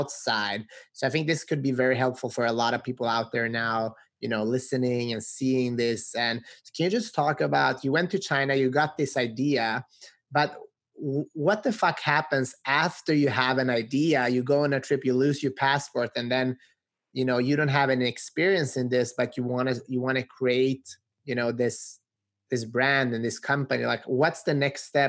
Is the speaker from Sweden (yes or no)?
yes; Sweden; now in United States; I grew up in Sweden to immigrant parents. Now I'm here in the U.S.